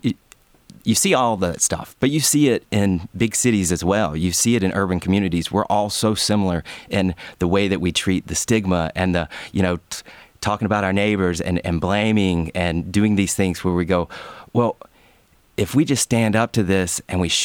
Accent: LaGrange, Georgia, United States; I grew up in LaGrange, and it was an hour south of Atlanta

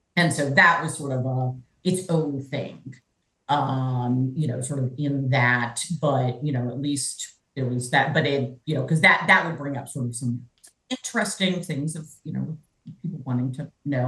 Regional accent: Georgia, United States; accent: cannot fake a Southern accent; moved away as an adult; also born or lived in Berkeley, California; I am actually originally from Georgia. I was born at Northside Hospital and uh, grew up here

